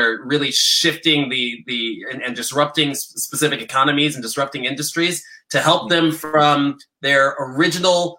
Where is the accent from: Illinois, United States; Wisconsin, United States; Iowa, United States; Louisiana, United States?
Illinois, United States; Chicago; now in San Francisco, United States; I'm originally from Chicago